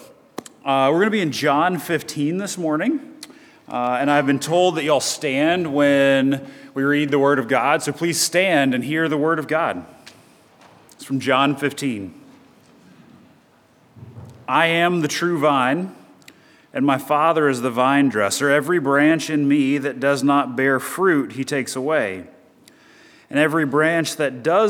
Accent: Chattanooga, Tennessee, United States; moved away; I'm originally from Chattanooga, Tennessee

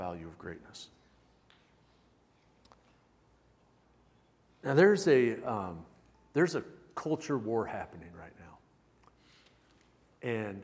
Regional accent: United States; I'm an American.

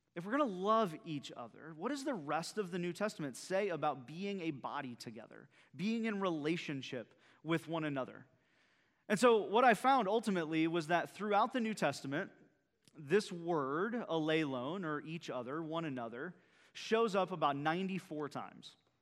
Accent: central Iowa, United States; now in Bayport, United States; my wife and I, uh, are both central Iowa folks

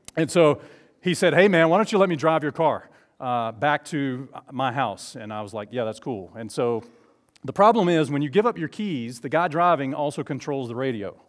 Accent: Southeast Alabama, United States; also born or lived in Falkville, Alabama; I grew up in Southeast Alabama.

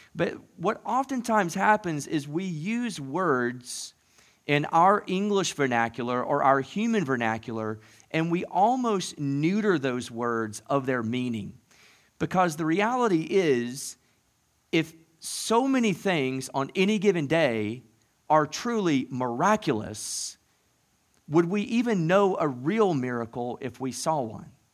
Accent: the South, United States; moved away; growing up in the South

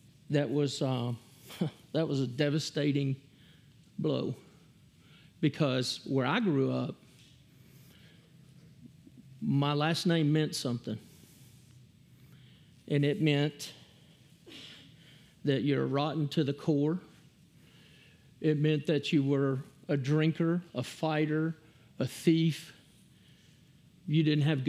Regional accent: Hamilton, Texas, United States; I grew up in Hamilton, Texas

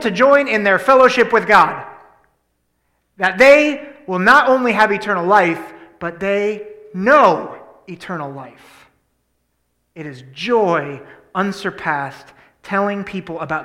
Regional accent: Columbus, Ohio, United States; also born or lived in Penn State University, Pennsylvania; now in Susquehanna Valley, United States; I was born in Columbus, Ohio

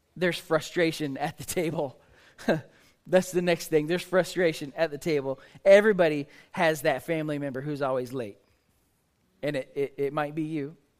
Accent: Oklahoma, United States; I grew up in Oklahoma.

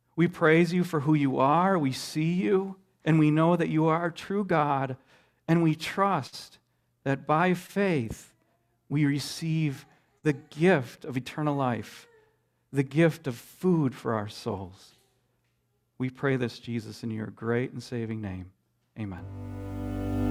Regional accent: Midwest, United States; I grew up in the Midwest

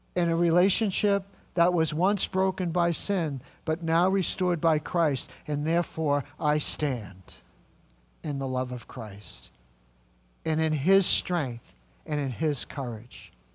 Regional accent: New England, United States; I'm just from New England

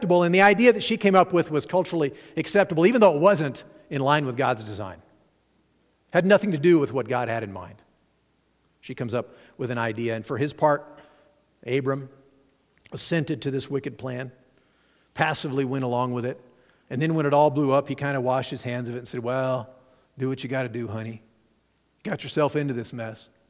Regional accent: Nevada, United States; moved away; also born or lived in Chicago; I'm from Nevada

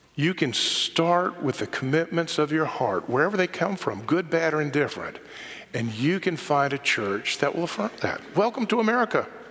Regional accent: Charlotte, North Carolina, United States; I grew up visiting New York in the summer, but growing up in Charlotte rather than growing up in New York

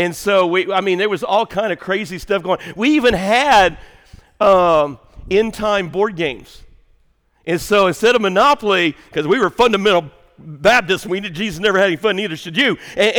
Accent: Waltonville, Illinois, United States; moved away; I grew up in Southern Illinois, this little town, Waltonville

